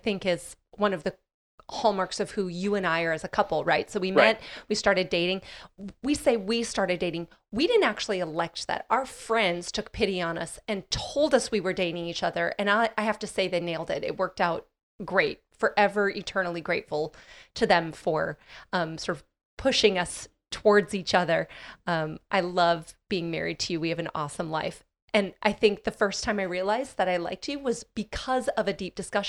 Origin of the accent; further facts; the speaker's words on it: Midwest, United States; especially in the small Midwest, town I grew up in the Midwest, you know, absolutely no drinking